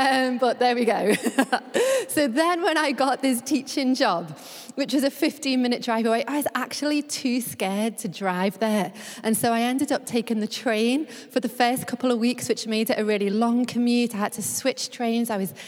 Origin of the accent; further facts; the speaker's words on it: Liverpool, North West England, United Kingdom; now in London, United Kingdom; I am originally from Liverpool, which will always hold a special place in my heart.